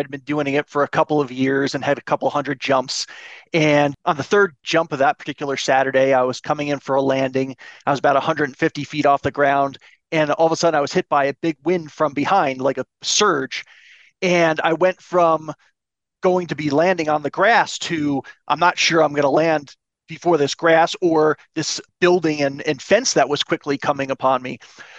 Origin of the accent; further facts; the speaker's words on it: East Coast, United States; my family is from the East Coast. I'm originally from the East Coast, and they flew out immediately when they got the call from the hospital